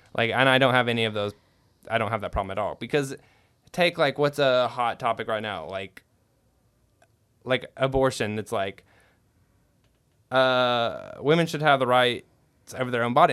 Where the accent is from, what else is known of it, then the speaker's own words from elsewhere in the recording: California, United States; I was born in California